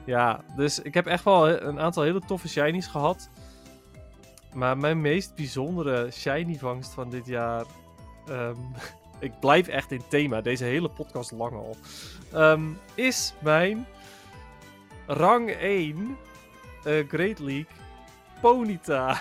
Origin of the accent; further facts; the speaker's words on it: Netherlands; we zijn Nederlanders